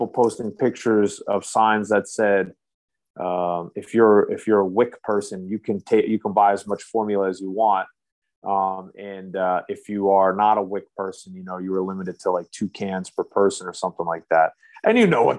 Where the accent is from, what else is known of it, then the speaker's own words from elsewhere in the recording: United States; as an American